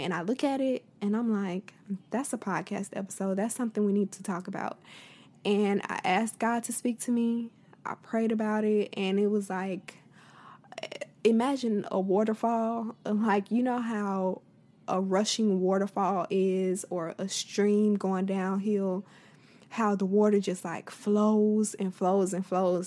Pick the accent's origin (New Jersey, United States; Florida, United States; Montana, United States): Florida, United States; I'm from Florida